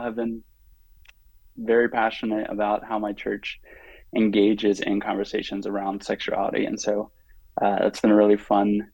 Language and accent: English; Pittsburgh, Pennsylvania, United States; I grew up in Pittsburgh, Pennsylvania